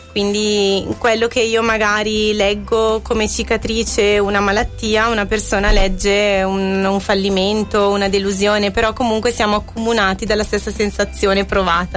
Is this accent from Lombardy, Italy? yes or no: yes; Scanzorosciate, Lombardy, Italy; sono andata al mio paese di nascita, Scanzorosciate